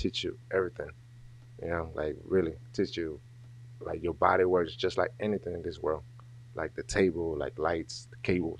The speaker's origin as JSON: {"language": "English", "town": "Dallas", "region": "Texas", "country": "United States", "tie": "born or raised there", "also_born_or_lived": "Mexico / Nashville, Tennessee", "said": "So I grew up in Oak Cliff. I went to Kimball. And then after that, I went to W.T. White, moved to North Dallas. And then from there, I went to Nashville, Tennessee. And then from coming back to Texas, I graduated here from Gardner."}